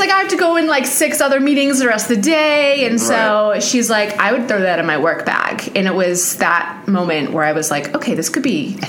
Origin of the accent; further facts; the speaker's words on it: New Zealand; now in Pittsburgh, United States; New Zealand.